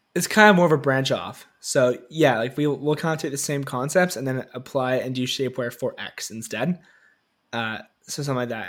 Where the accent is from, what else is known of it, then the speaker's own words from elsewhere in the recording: Toronto, Ontario, Canada; I grew up here in Canada, Toronto